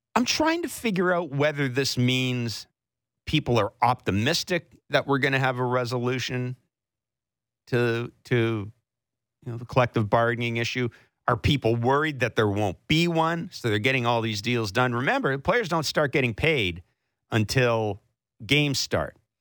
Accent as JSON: {"language": "English", "region": "Southern Manitoba", "country": "Canada", "tie": "born or raised there", "moved": "yes", "said": "this hometown's in the Bible Belt"}